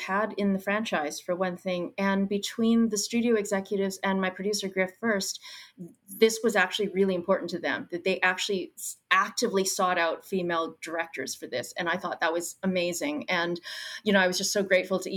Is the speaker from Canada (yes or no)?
yes; Brandon, Manitoba, Canada; But I'm from Brandon, Manitoba. So that's like 2 hours outside of where we shot, which is Winnipeg